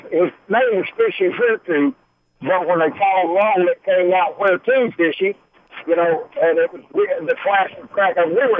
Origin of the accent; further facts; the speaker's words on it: Tennessee, United States; I got called up on stage because I was from Tennessee to help him sing.